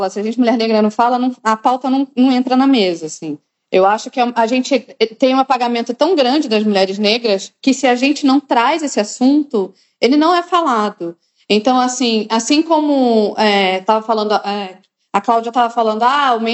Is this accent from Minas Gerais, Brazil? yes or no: no; Rondônia, Brazil; Mas eu sou uma mulher negra